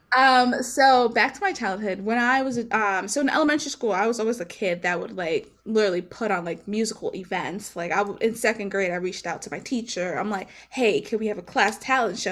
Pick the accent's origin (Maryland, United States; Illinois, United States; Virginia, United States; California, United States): Maryland, United States; I'm from Maryland. So Maryland is not a musical ci-, state. It's, where I'm from is not a musical city as well.